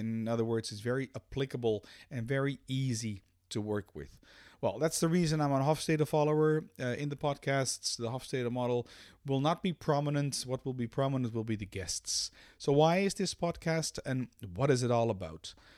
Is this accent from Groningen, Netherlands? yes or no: no; Amsterdam, North Holland, Netherlands; now in Belgium; I'm a Dutch national, born and raised in Amsterdam.